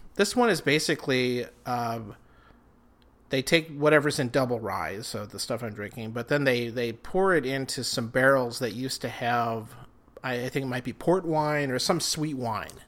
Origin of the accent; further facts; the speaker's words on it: Rapid City, South Dakota, United States; moved away as an adult; also born or lived in Laramie, Wyoming; now in Twin Cities, United States; I'm from Rapid City, South Dakota. I, like Phil here, grew up there.